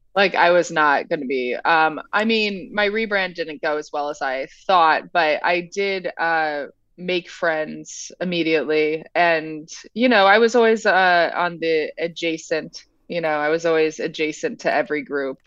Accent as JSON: {"language": "English", "region": "central Illinois", "country": "United States", "tie": "born or raised there", "also_born_or_lived": "Normal, Illinois / Oak Park, Illinois / Chicago", "said": "I was born in Normal, Illinois"}